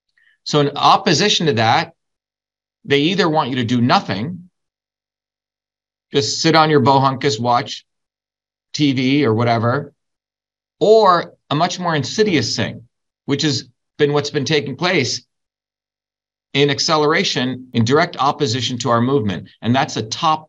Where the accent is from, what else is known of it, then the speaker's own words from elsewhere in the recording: India; now in United States; growing up in India in a caste system